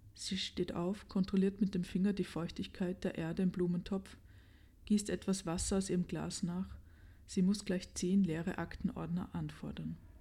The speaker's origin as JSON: {"language": "German", "region": "Vienna", "country": "Austria", "tie": "born or raised there", "said": "Ich habe meine Jugend wirklich verbracht auf Stehplatzplätzen im Burgtheater"}